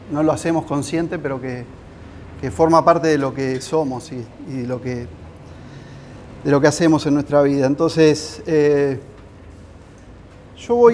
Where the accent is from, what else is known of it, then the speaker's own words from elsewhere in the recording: Giles, Buenos Aires, Argentina; soy arquitecto, soy de Giles.